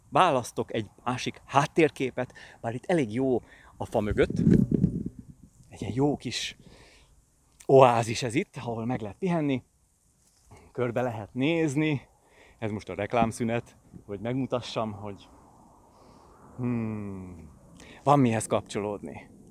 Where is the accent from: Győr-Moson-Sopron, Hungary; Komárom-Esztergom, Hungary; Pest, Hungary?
Pest, Hungary; Pilisvörösvár; itt nőttem fel Pilisvörösváron